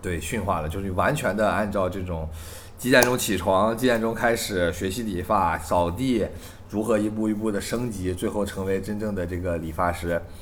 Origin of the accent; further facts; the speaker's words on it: China; 我们就是大陆的这种观众